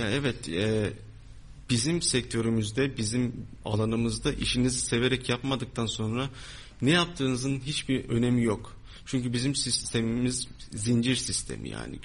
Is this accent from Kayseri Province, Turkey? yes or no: yes; Pınarbaşı, Kayseri Province, Turkey; Kayseriliyim, Pınarbaşılıyım